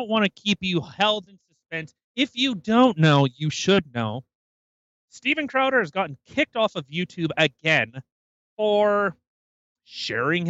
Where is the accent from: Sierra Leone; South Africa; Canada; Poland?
Canada; we're from Canada. We live in Canada.